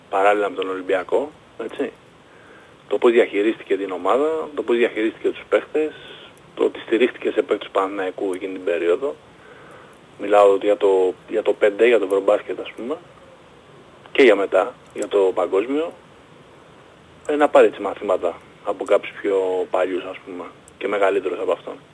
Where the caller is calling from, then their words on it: Palaio Faliro, Attica, Greece; από το Παγλιφάλερο